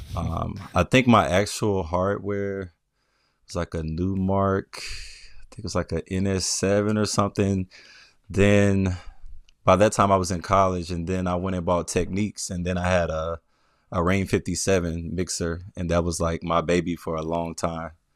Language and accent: English; Memphis, Tennessee, United States; also born or lived in Atlanta; now in Brooklyn, United States; I was born and raised in Memphis, so I, I grew up, uh, majority of my life in Memphis